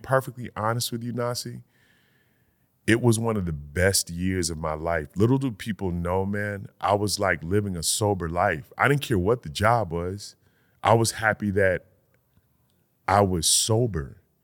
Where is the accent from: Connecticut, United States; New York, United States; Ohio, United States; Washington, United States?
Connecticut, United States; Middletown, Connecticut, like, twenty minutes from my hometown.